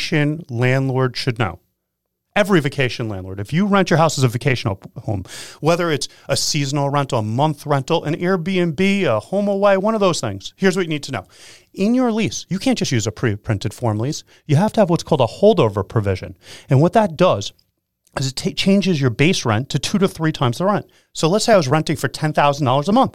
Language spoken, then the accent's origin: English; Sachem, Long Island, New York, United States; I remember when I was in high school growing up in Sachem